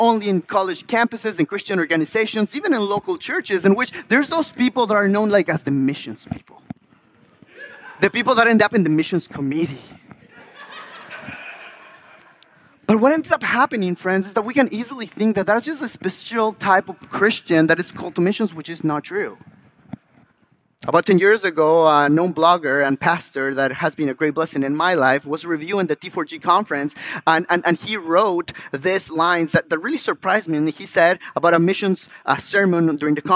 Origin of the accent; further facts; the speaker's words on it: Ecuador; moved away; the incredible work that the Lord had done in my country, in my backyard